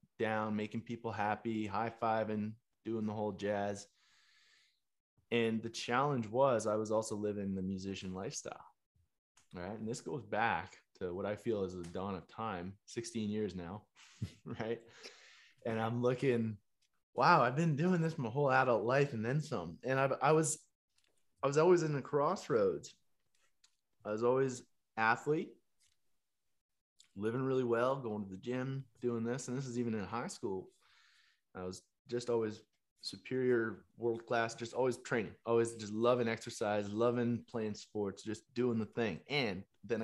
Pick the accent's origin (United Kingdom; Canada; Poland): Canada; Chestermere, Alberta; growing up in Canada, a small town just east of Calgary, Chestermere, Alberta